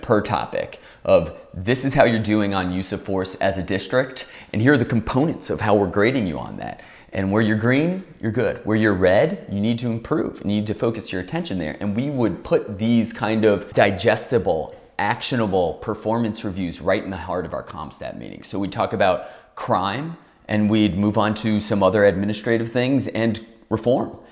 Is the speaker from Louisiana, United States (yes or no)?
yes; New Orleans, Louisiana, United States; moved away as an adult; also born or lived in Washington, D.C.; I'm from New Orleans, love New Orleans